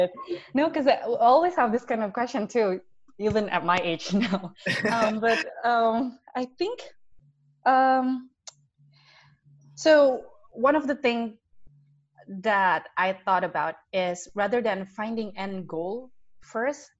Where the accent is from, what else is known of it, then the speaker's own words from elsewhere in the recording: Indonesia; we grew up in Indonesia. We saw how our country progressed